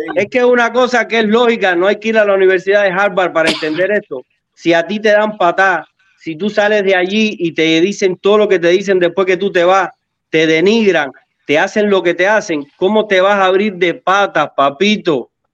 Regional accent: Cuba; moved away; yo soy del barrio de Luis Robert en Cuba

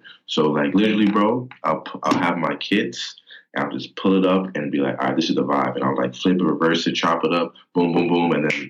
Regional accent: Philippines; English is a second language; also born or lived in Virginia, United States; So I was born in Virginia and we moved like a year after to the Philippines

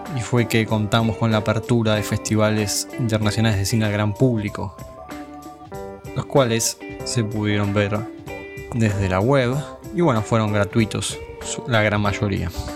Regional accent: Argentina; como argentinos

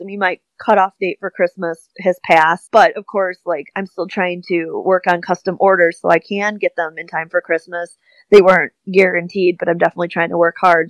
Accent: Wisconsin, United States; accent: Midwest; I'm like, yeah, I have a Midwest accent.

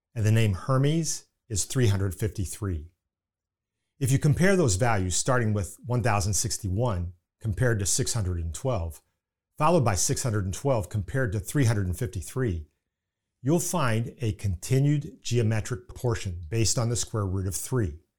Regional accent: Indiana, United States; accent: Indiana; pardon my Indiana accent

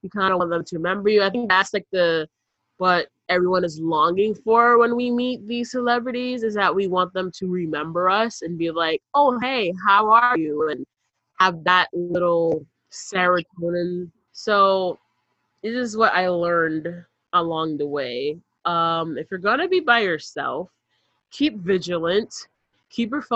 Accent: New York City, New York, United States; we're not from Manhattan, we're from the other boroughs.

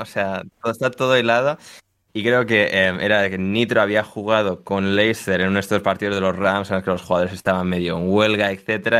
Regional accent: Spain; somos españoles

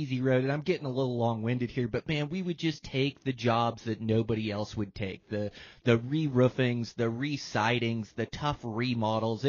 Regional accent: Washington, United States; moved away as an adult; I was born and raised in Washington

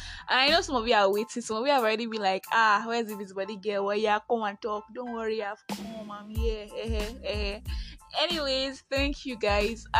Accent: Nigeria; I am that Nigerian Christian talkaholic

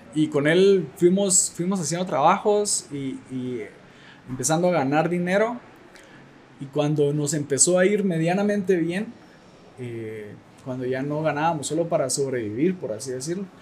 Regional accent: Guatemala; soy fotógrafo guatemalteco.

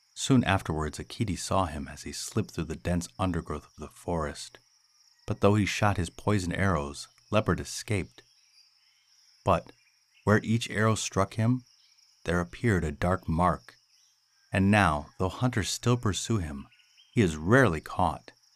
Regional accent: United States; as an American

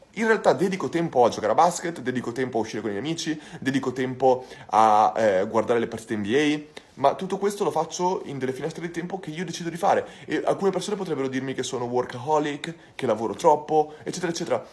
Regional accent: Santa Maria Maddalena, Veneto, Italy; also born or lived in Bologna; sono originario di Bologna, però sono cresciuto in Santa Maria Maddalena, in provincia di Rovigo

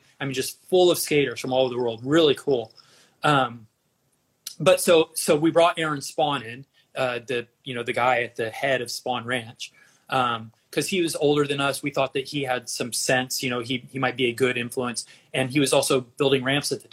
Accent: Dallas, Texas, United States; moved away as an adult; also born or lived in Austin, Texas / California; I grew up in Dallas with liberal parents

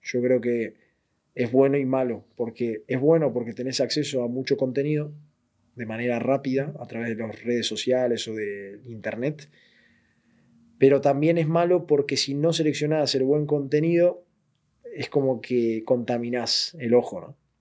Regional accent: southern Buenos Aires, Argentina; moved away as an adult; also born or lived in Madrid, Spain; now in Spain; Yo nací en Buenos Aires, en zona sur de Buenos Aires

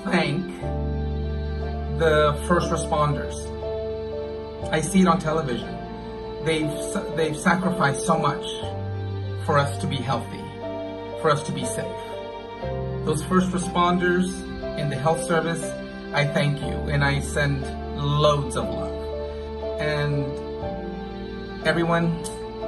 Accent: San Antonio, Texas, United States; now in Belgium; my hometown in San Antonio, Texas

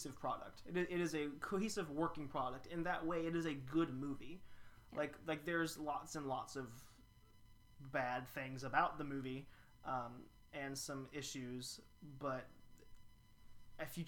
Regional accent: Louisville, Kentucky, United States; I'm from Louisville

